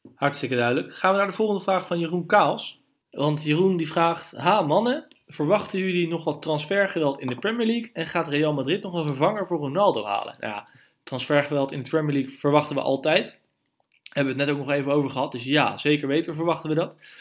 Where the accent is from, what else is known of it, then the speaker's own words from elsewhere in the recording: Netherlands; als Nederlanders